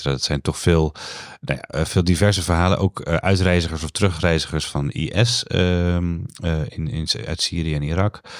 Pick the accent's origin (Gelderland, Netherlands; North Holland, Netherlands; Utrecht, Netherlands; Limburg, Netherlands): North Holland, Netherlands; Amsterdam; Zeg ik als, eh, als Amsterdammer.